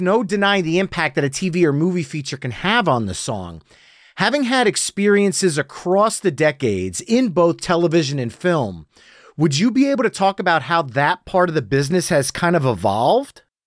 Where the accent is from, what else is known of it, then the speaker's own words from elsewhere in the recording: New Jersey, United States; accent: New Jersey; my New Jersey accent